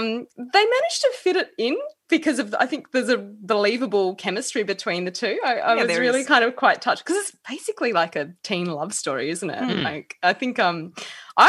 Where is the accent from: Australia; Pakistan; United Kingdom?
Australia; Perth, Western Australia; I'm from Perth